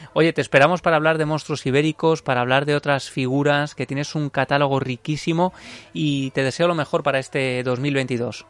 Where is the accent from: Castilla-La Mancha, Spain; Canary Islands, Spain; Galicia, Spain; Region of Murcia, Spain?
Castilla-La Mancha, Spain; Ciudad Real; yo soy de Ciudad Real